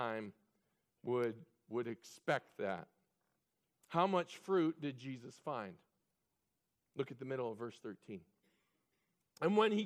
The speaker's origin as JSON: {"language": "English", "region": "Illinois", "country": "United States", "tie": "born or raised there", "said": "I was raised in Illinois"}